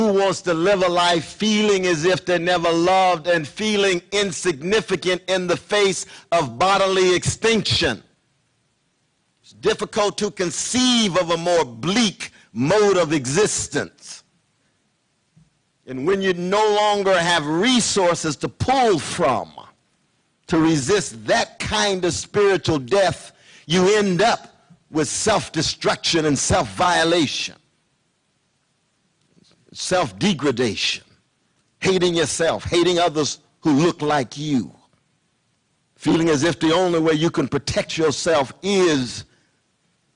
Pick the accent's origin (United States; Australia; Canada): United States; California; I grew up in California